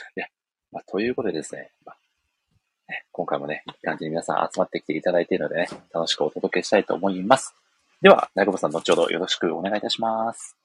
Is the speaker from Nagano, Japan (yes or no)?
no; Ehime, Japan; 私の地元、愛媛県の